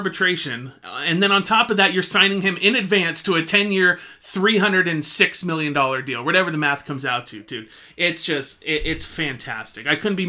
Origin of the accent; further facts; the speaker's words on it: San Diego, California, United States; I was born and raised in San Diego.